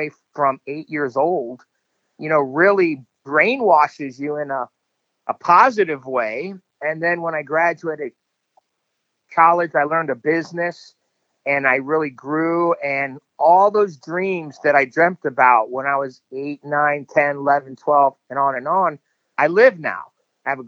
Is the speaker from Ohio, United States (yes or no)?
no; Miami, Florida, United States; we grew up in Miami, Florida, in a pretty rough neighborhood.